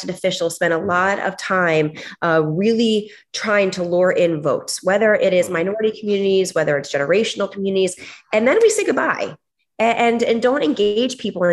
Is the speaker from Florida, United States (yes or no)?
yes; Miami, Florida, United States; born and raised in Miami.